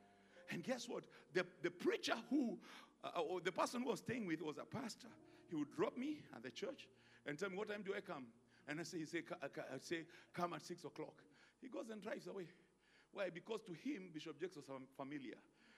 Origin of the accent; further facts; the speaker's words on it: Ghana; You know, I'm Ghanaian.